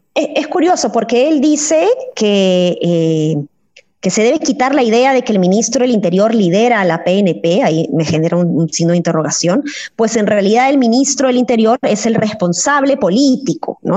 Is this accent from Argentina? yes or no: no; Peru; Como, como peruana, como ciudadana